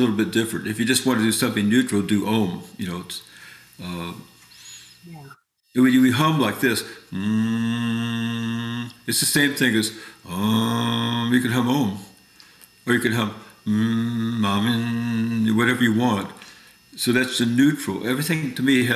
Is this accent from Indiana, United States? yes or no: yes; Indiana, United States; moved away as an adult; also born or lived in New York City; I'm from Indiana. I got saved. I'd like to say I'm oversaved. Every week we got saved. I love Jesus. That's why I got invited to the Pentecostal convention, because I grew up with all the tents